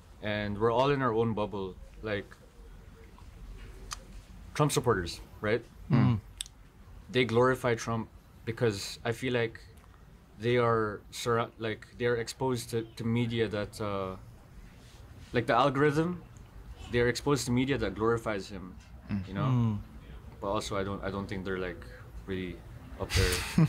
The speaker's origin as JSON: {"language": "English", "country": "Philippines", "said": "So I'm trying to, like, as a Filipino with a little bit of clout, not really."}